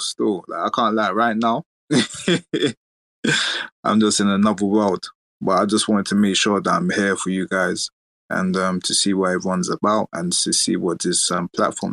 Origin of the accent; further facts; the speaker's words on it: London, United Kingdom; I'm from London.